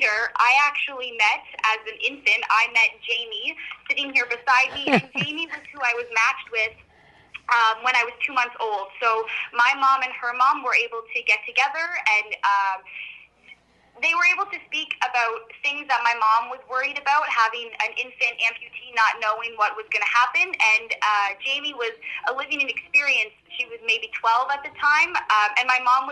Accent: Peterborough, Ontario, Canada; moved away; back in Peterborough, my hometown

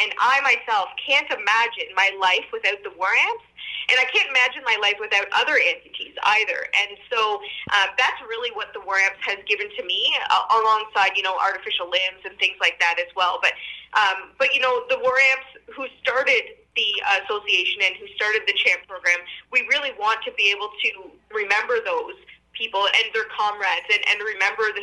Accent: Norwood, Ontario, Canada; now in Ottawa, Canada; when I was at home in Norwood

